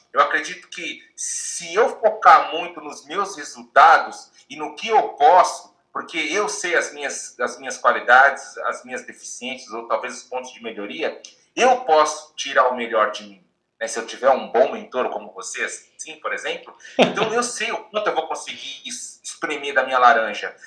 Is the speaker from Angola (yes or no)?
no; Bahia, Brazil; now in Japan; eu nasci na Bahia